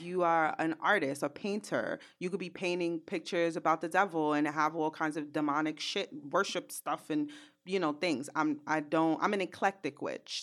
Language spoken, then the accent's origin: English; New York City, New York, United States; I'm from Brooklyn